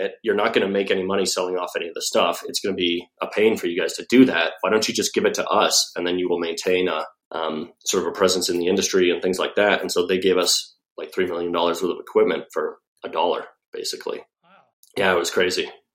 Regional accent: Albuquerque, New Mexico, United States; moved away as an adult; also born or lived in Los Alamos, New Mexico / Durango, Colorado / Los Angeles, California / San Diego, California; I grew up in Los Alamos, which is a small town where they developed the atomic bomb in New Mexico, till I was 9. And then I went to high school in Albuquerque

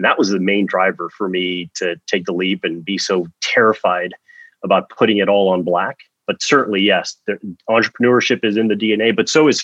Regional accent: Miami, Florida, United States; now in West Coast, United States; I grew up in Miami, Florida, the 305, pretty much born and raised.

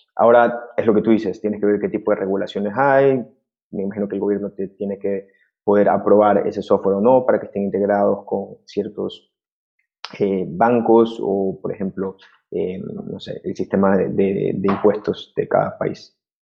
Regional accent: Ecuador; yo soy de Ecuador

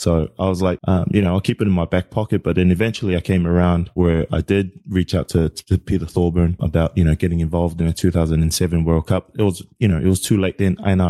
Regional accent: American Samoa; born there; also born or lived in New Zealand; you know, I was born in American Samoa, so I possessed a US passport.

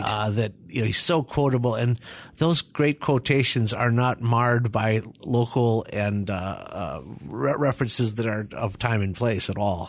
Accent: Minneapolis, Minnesota, United States; I'm from the Twin Cities of Minneapolis and Saint Paul, and, uh, I s, did all my studying in Minnesota as well

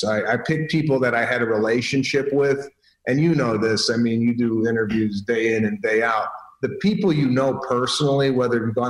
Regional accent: Chicago, Illinois, United States; We're from Chicago

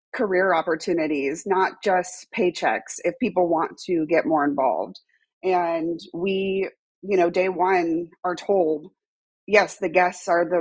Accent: Los Angeles, California, United States; moved away as an adult; now in Austin, United States; I actually am born and raised in Los Angeles

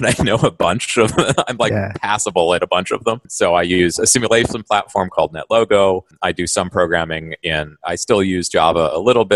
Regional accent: Manhattan, Kansas, United States; I grew up in Manhattan, Kansas

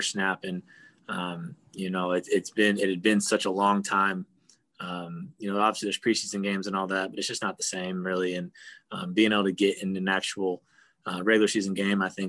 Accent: Arkansas, United States; me growing up in Arkansas.

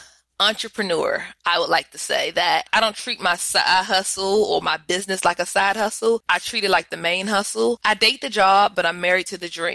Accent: Washington, District of Columbia, United States; I am from the Washington, D.C. area

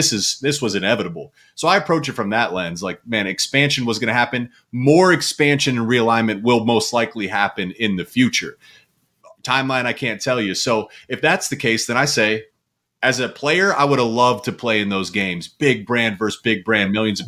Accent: Columbus, Ohio, United States; I grew up in Columbus

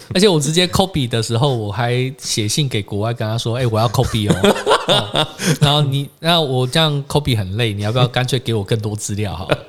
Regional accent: Taiwan; 我们台湾人

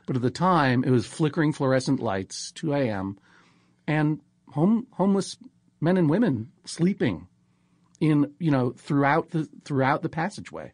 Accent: Brookline, Massachusetts, United States; I'm from Brookline, Massachusetts

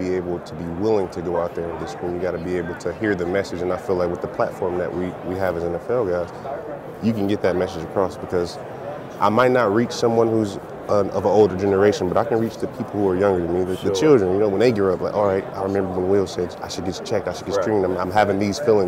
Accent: Detroit, Michigan, United States; Born and raised in Detroit

